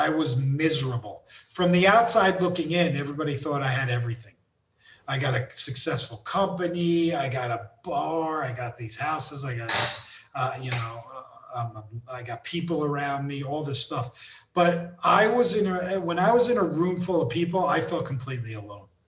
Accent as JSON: {"language": "English", "region": "East Coast", "country": "United States", "moved": "yes", "said": "I'm I'm from the East Coast"}